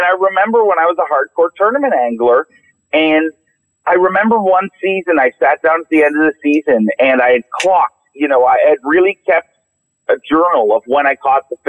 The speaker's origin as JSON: {"language": "English", "country": "Canada", "said": "I'm Canadian"}